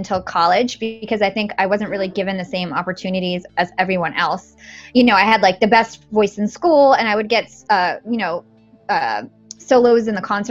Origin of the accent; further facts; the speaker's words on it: Watchung, New Jersey, United States; I grew up in New Jersey